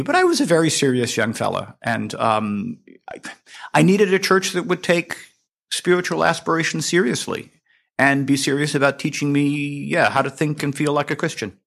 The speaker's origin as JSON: {"language": "English", "town": "Hershey", "region": "Pennsylvania", "country": "United States", "tie": "born or raised there", "said": "my hometown of Hershey, Pennsylvania"}